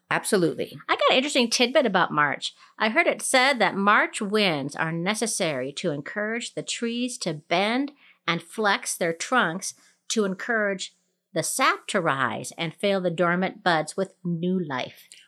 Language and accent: English; Colorado, United States; And I'm …. We're backyard gardeners from Colorado.